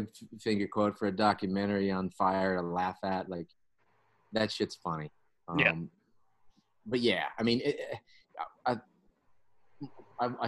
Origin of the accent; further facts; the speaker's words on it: western Oklahoma, United States; I was raised up in the western part of the state, west of Oklahoma City